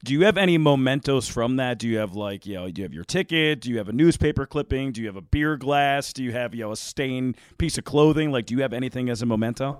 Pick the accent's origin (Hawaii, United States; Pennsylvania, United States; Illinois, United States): Pennsylvania, United States; moved away as an adult; now in Iowa, United States; I'm from Pennsylvania